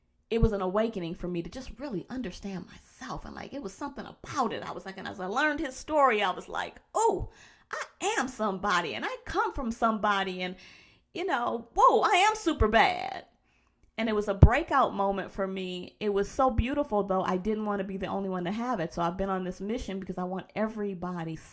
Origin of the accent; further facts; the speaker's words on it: Detroit, Michigan, United States; moved away as an adult; also born or lived in New York; I'm from Detroit, I was in New York